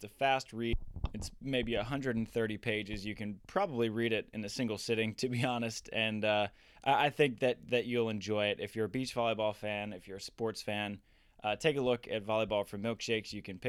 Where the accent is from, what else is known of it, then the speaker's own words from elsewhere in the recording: Maryland, United States; moved away; also born or lived in Florida / California; I lived in Florida for a while, and then I grew up in Maryland. I saw the East Coast beaches